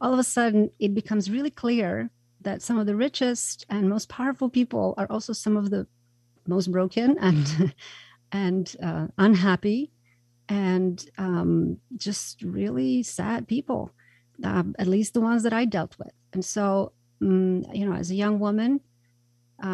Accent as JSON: {"language": "English", "country": "Croatia", "tie": "born or raised there", "moved": "as an adult", "said": "I was born in Croatia. At the time, it was Yugoslavia"}